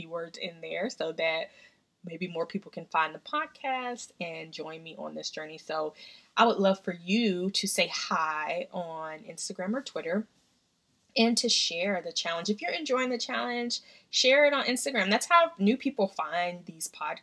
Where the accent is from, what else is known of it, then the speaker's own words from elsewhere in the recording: Tennessee, United States; now in Washington, D.C., United States; We grew up together in Tennessee.